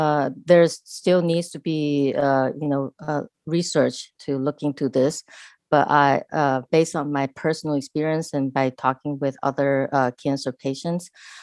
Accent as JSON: {"language": "English", "country": "Taiwan", "second_language": "English", "moved": "as an adult", "lives_now": "United States", "said": "So as I mentioned, I'm an immigrant from Taiwan. And when I first came to this country, I was an international student and I could barely carry a conversation in English."}